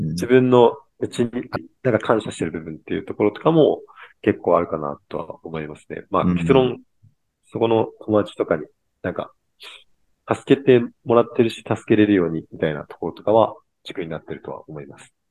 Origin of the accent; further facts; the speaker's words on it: Kyushu, Japan; moved away as an adult; 地元が九州なんですけど